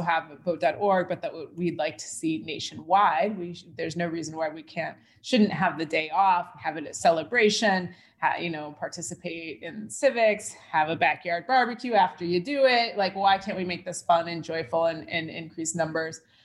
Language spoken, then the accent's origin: English; United States; as an American